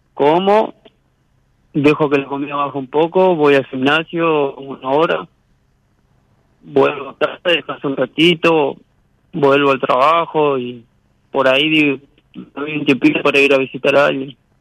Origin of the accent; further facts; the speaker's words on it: Paraná, Entre Ríos, Argentina; De Paraná